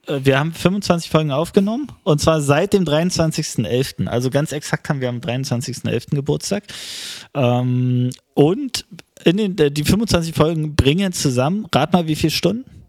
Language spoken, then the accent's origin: German; East Germany, Germany